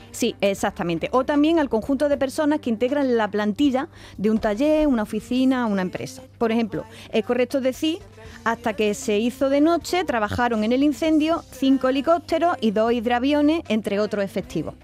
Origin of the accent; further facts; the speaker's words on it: Alcaudete, Andalusia, Spain; en Alcaudete, Jaén, que es mi pueblo